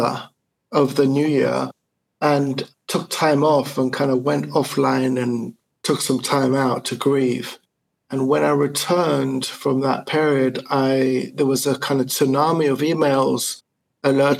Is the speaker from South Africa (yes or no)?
yes; South Africa; moved away as an adult; also born or lived in Italy; now in Germany; I was born in 1970 in South Africa in the midst of apartheid